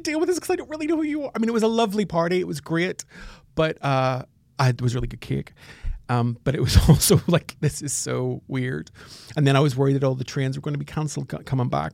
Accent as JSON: {"language": "English", "region": "Northern Ireland", "country": "United Kingdom", "said": "I'm from Northern Ireland."}